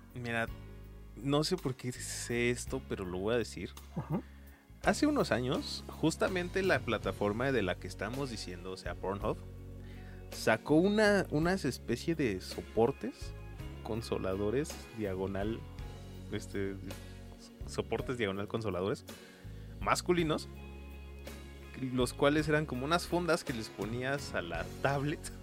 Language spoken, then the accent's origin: Spanish; Mexico; aquí en nuestros países ranchos mágicos, como lo es México